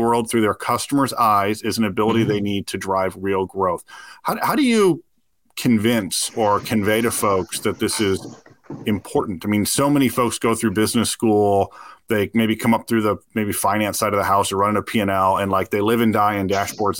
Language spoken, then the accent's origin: English; Detroit, Michigan, United States; I grew up in the Detroit area